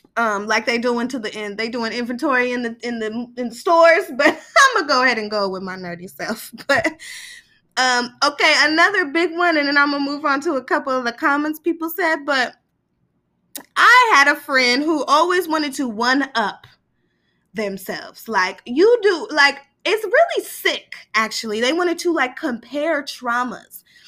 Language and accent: English; Sacramento, California, United States; now in Southern California, United States; I'm from East Sacramento